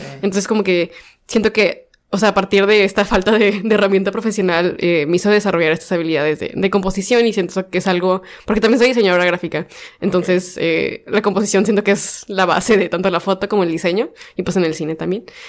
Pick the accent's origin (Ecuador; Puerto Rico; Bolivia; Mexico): Mexico; como mujeres y como personas mexicanas nos limitamos